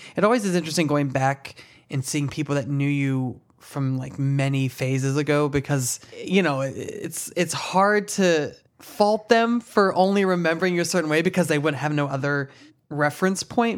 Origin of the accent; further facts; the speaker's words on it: Ohio, United States; now in New York City, United States; back in my hometown